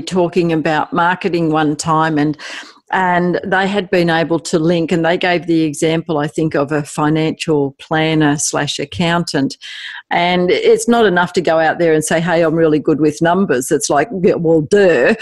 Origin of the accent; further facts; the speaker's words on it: Australia; accent: Aussie; my Aussie accent